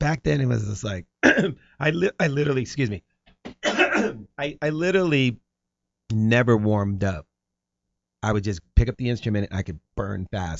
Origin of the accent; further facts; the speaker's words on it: Bay Area, California, United States; moved away as an adult; also born or lived in Marin, California; now in Los Angeles, United States; I was born in Los Angeles, and then, um, you know, when I was nine, we moved to the Bay Area. And so then I was in the Bay Area till I was nineteen, and then I moved back to L A.